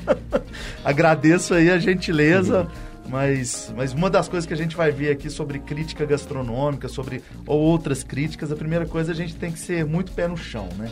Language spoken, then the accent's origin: Portuguese; Belo Horizonte, Minas Gerais, Brazil; eu sou daqui de Belo Horizonte, cresci aqui